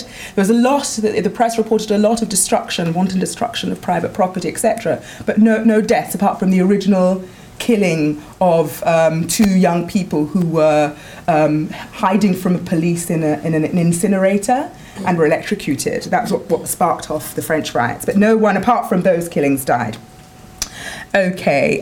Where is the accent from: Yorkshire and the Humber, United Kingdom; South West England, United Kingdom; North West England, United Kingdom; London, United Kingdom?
London, United Kingdom; moved away as an adult; now in Paris, France; I am from Wood Green in North London. I grew up there, my family still live there